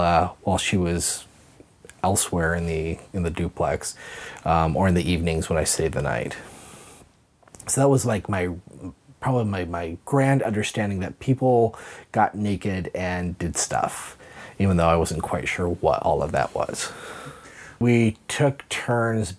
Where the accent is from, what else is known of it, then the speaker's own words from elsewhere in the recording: Hayden Lake, Idaho, United States; originally I am from Hayden Lake, Idaho. So I was probably 6 years old. It was in basically what became my hometown